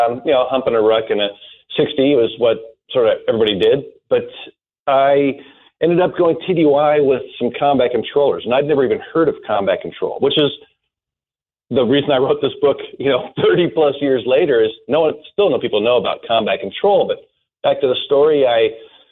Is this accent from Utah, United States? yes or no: yes; Utah, United States; also born or lived in Newport Beach, California; I moved to Utah before high school, and this is where I grew up